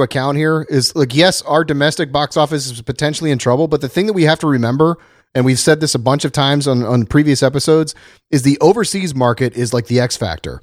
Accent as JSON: {"language": "English", "town": "Dayton", "region": "Ohio", "country": "United States", "tie": "born or raised there", "moved": "yes", "lives_now": "Los Angeles, United States", "said": "my hometown in Dayton, Ohio"}